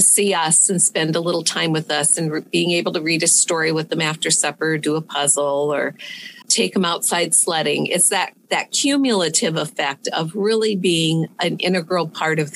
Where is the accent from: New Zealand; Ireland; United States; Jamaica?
United States; Le Mars, Iowa; also born or lived in Polk City, Iowa; I'm an Iowa girl. I was born and raised in Lamars, Iowa, which is best known as the ice cream capital of the world.